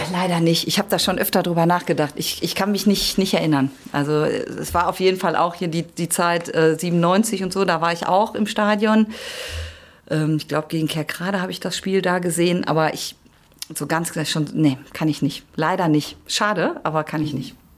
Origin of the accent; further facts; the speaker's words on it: the area around Gelsenkirchen, North Rhine-Westphalia, Germany; ich komme ja auch hier aus der Gegend und bin ja schon seit Kind auf Schalke-Fan